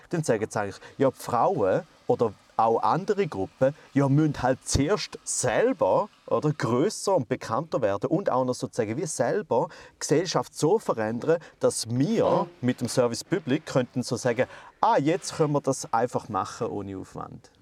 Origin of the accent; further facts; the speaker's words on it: Switzerland; bei uns in der Schweiz